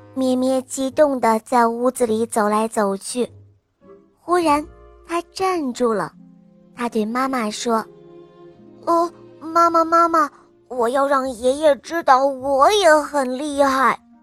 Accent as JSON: {"language": "Chinese", "region": "Beijing", "country": "China", "said": "我今年五岁了，我来自于北京"}